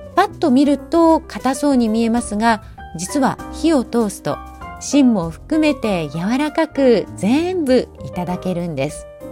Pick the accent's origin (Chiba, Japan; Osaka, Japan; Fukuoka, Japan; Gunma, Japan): Fukuoka, Japan; moved away; 私の出身地福岡